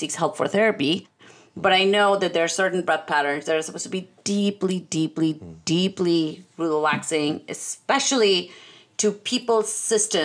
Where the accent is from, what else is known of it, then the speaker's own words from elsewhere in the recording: India; I'm Indian